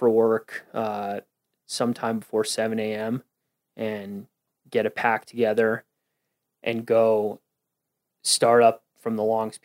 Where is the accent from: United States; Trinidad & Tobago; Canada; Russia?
United States; Westchester County, New York; now in Colorado, United States; I'm from New York, Westchester County, New York